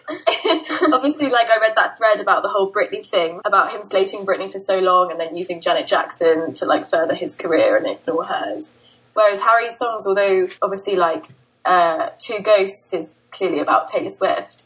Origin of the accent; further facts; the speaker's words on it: Brighton, South East England, United Kingdom; I'm from Brighton in the UK